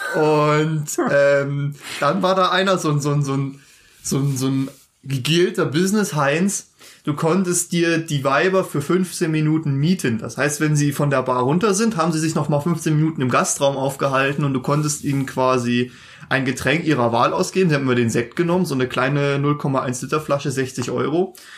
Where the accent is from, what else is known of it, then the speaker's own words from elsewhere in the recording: Germany; uns als Deutsche